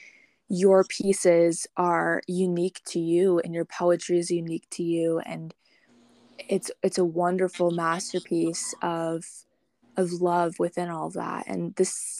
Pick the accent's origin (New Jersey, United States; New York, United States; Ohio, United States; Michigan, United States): Michigan, United States; now in Colorado, United States; I'm from Michigan, but I'm living in Colorado, and I'll be heading out to Washington.